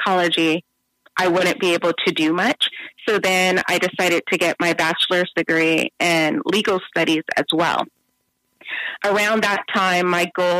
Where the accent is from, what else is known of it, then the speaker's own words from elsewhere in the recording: San Bernardino, California, United States; I am originally from San Bernardino, California. I grew up in a single-parent household, and if you know San Bernardino